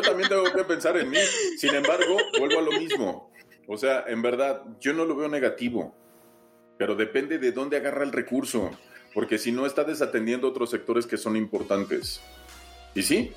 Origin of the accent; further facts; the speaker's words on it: Mexico; como mexicanos